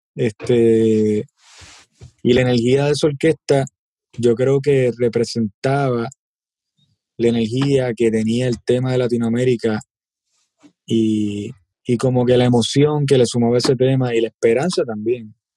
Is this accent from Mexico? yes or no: no; Puerto Rico; nosotros como boricua